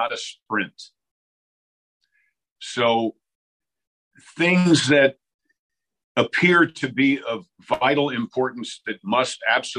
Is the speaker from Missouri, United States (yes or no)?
no; Mount Kisco, New York, United States; I'm a recovering Yankee, right? I'm from Mount Kisco, New York, which is a rural part of New York